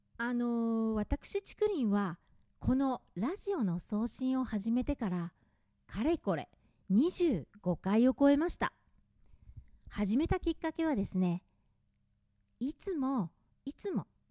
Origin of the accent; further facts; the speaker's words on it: Gunma, Japan; accent: Gunma dialect; moved away; それは、群馬を離れてみて、分かったんですね。